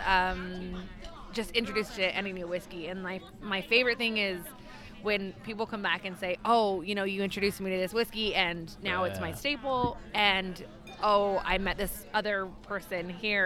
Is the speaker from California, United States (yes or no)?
no; Utah, United States; now in Chicago, United States; I grew up in Utah